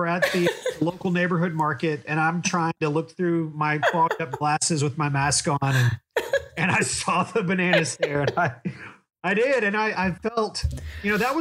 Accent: Oklahoma, United States; now in Conway, United States; I grew up in Oklahoma

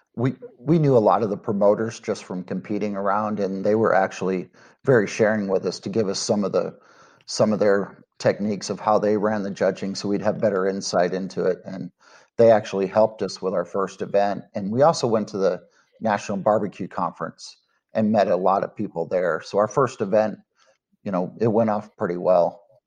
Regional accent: Dallas-Fort Worth area, Texas, United States; I'm from the Dallas-Fort Worth area here in Texas

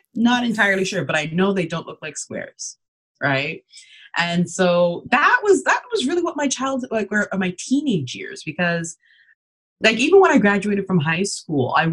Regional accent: Canada; also born or lived in Ghana; I'm an immigrant, so I was born in Ghana. And then we came over to Canada when I was just 2 years old

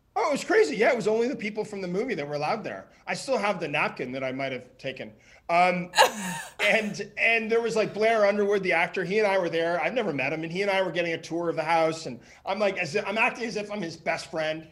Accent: Ottawa, Ontario, Canada; moved away; my hometown in Ottawa

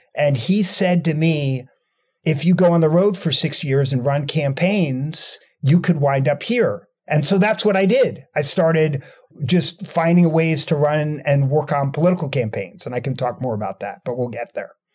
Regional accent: Rockland County, New York, United States; moved away as an adult; now in Washington, D.C., United States; I grew up in Rockland County, New York

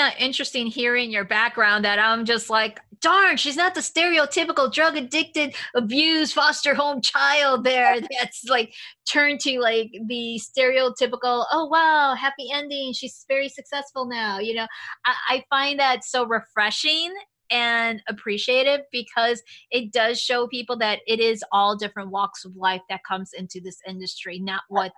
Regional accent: Chicago, Illinois, United States; I grew up in Chicago

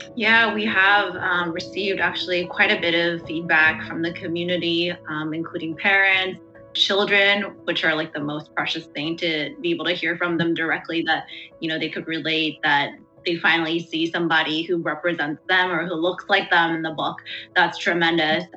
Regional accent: Davis, California, United States; I'm actually from Davis, California, you know, and this is my home, and I'm American just like you.

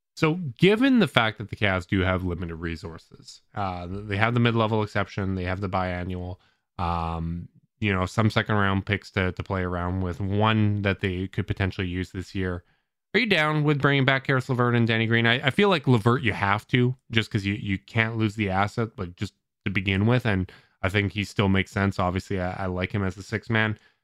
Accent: Canada; as a Canadian

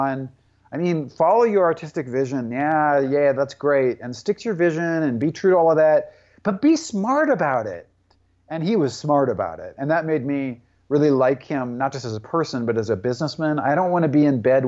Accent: Tacoma, Washington, United States; my hometown of Tacoma, Washington

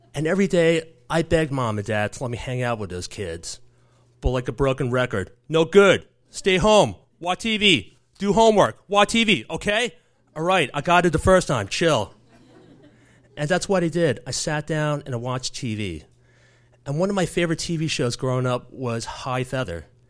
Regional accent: New York City, New York, United States; As a seven-year-old growing up in the Bronx, first generation American in the early eighties

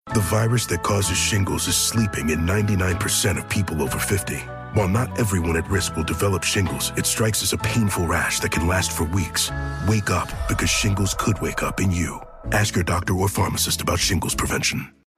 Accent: Lake Charles, Louisiana, United States; I grew up in Lake Charles, Louisiana, a refinery town

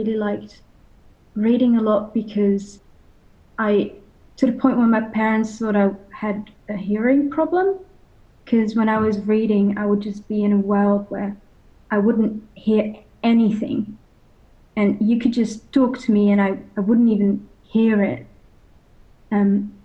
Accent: Netherlands; I'm from the Netherlands

